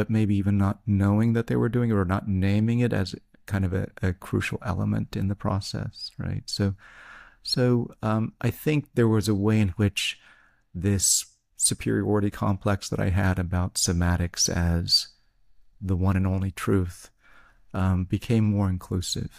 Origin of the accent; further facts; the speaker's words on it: Tennessee, United States; I'm from Tennessee.